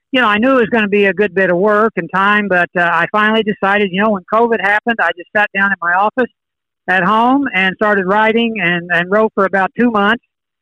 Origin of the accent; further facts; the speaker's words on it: Edmond, Oklahoma, United States; I was a baseball and basketball player growing up in Edmond